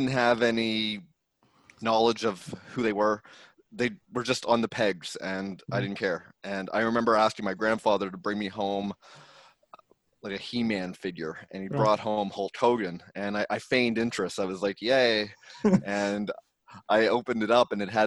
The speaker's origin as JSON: {"language": "English", "town": "Saint John", "region": "New Brunswick", "country": "Canada", "moved": "yes", "lives_now": "Vancouver, Canada", "said": "I'm from St. John, New Brunswick, Canada. I currently live in Vancouver."}